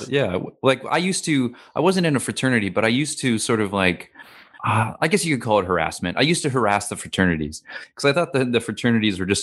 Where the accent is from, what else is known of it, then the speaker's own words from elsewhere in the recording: Missoula, Montana, United States; moved away as an adult; now in Australia; my hometown in Missoula